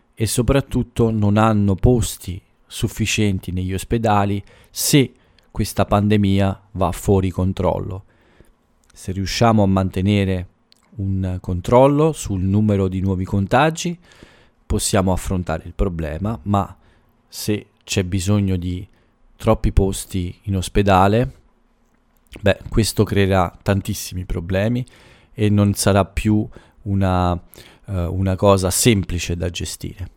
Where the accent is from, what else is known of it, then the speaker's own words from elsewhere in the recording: Italy; dal mio paese